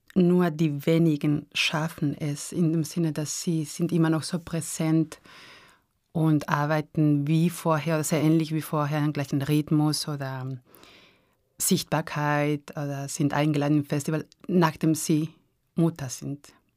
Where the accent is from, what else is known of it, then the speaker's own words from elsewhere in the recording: San Sebastián, Basque Country, Spain; German is a second language; also born or lived in Arnhem, Netherlands; now in Graz, Austria; ich bin aufgewachsen in San Sebastian, diese Stadt am Meer